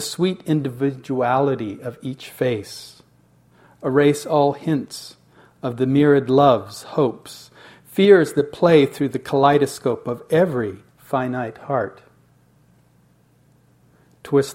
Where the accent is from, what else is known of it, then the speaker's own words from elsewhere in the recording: United States; being an American